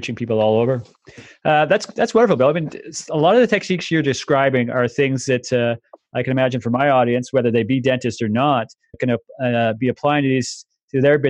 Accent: Canada; as a Canadian

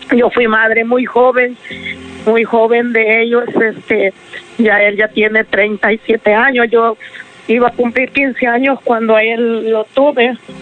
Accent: El Salvador; moved away as an adult; now in United States; Yo me vine del Salvador, yo soy del Salvador

